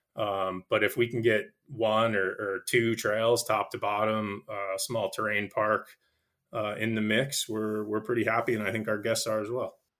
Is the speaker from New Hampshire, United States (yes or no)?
yes; Nashua, New Hampshire, United States; I grew up in Nashua, New Hampshire